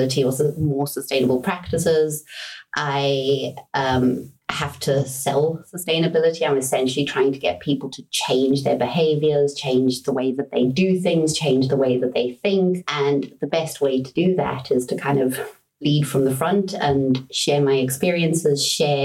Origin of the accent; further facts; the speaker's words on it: Johannesburg, Gauteng, South Africa; moved away; I was born and raised in South Africa